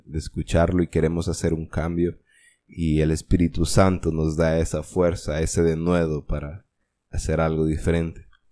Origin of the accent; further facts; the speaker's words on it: Honduras; como buen hondureño